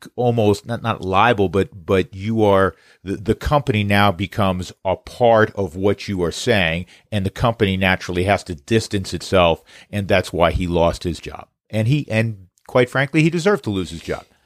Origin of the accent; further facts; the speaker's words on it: New York, United States; as a New Yorker